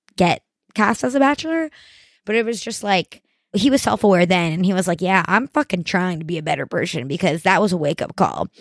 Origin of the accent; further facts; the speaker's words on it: Miami, Florida, United States; I'm from Miami